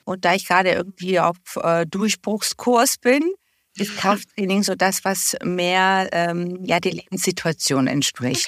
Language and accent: German; Bulgaria; now in Germany; Ich komme ja ursprünglich aus Bulgarien, also war auch die äh, Zahnversorgung dort jetzt nicht auf dem Niveau wie hier in Deutschland